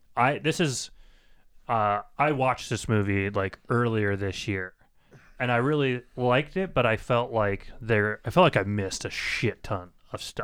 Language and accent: English; United States; I'm from the United States